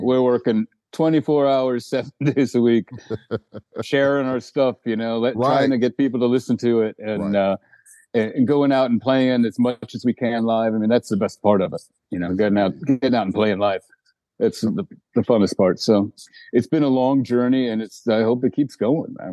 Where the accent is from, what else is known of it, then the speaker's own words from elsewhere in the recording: Eureka, California, United States; also born or lived in New Jersey; now in Sweden; I grew up actually in Northern California